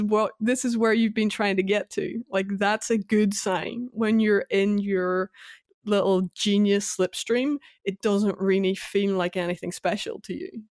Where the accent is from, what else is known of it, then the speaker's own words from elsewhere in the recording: Northern Ireland, United Kingdom; my youth growing up in Northern Ireland, the tail end of the Troubles